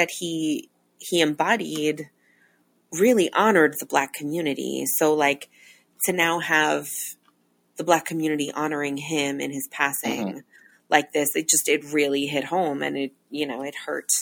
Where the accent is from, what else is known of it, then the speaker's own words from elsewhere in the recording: Long Island, New York, United States; Ralph Macchio got married in my hometown